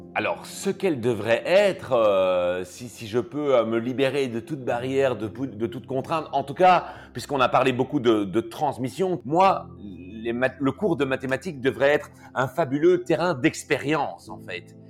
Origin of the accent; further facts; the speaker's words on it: Belgium; accent: Belgian; je suis belge